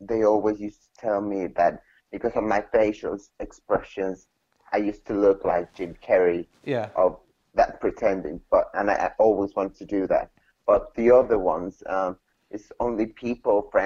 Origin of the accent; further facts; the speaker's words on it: Mexico; now in United Kingdom; I'm originally from Mexico.